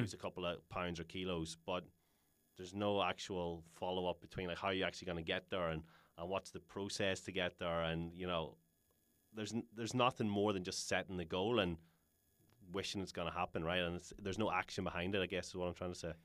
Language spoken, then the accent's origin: English; Ireland; we're Irish